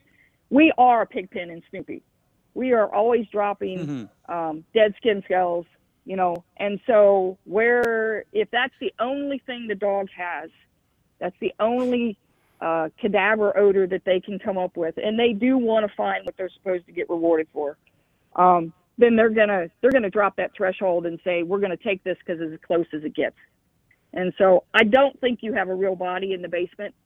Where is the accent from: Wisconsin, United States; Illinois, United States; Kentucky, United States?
Kentucky, United States; I'm from Kentucky